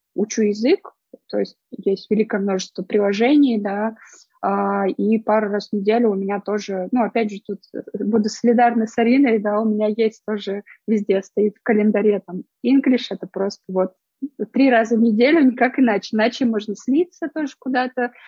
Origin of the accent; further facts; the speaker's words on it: Arkhangelsk, Arkhangelsk Oblast, Russia; я сама родом из севера, я из Архангельска